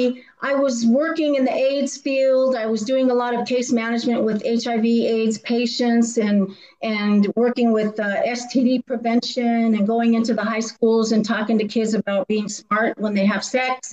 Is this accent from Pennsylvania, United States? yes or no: no; Antonito, Colorado, United States; I am from Antonito, Colorado, and I was born and raised in the San Luis Valley